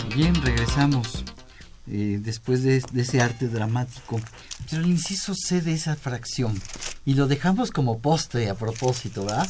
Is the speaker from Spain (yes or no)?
no; Mexico